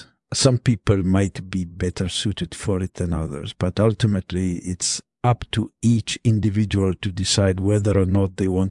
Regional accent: Italy; I was born in Italy in the early 1990s. Grew up in a fairly typical suburban neighborhood

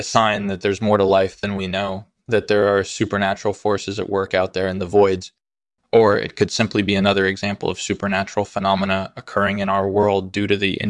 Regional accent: Brooklyn, New York, United States; Sure. I grew up in Brooklyn and I majored in physics at university.

